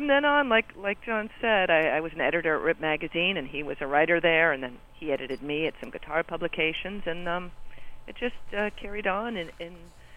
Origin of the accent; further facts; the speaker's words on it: Los Angeles, California, United States; I'm from the West Coast. I'm an L.A. native